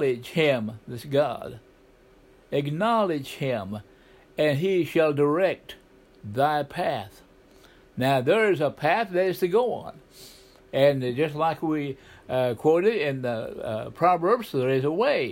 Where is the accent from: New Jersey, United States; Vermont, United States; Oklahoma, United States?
Oklahoma, United States; southeastern; I grew up in Oklahoma, a southeastern part